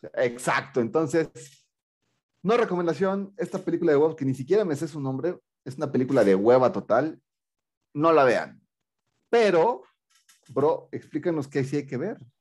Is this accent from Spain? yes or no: no; Mexico; más para mi tierra